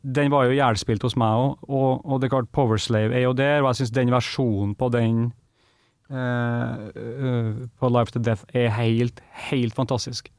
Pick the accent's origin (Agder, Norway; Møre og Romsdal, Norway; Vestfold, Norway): Møre og Romsdal, Norway; Kristiansund; hjemme i Kristiansund